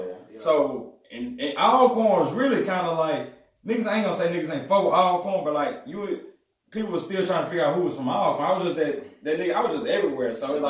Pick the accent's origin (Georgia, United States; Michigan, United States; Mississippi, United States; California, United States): Mississippi, United States; Jackson; I grew up in Jackson. Right. I'm from South Jackson. Like, that's the region where I'm from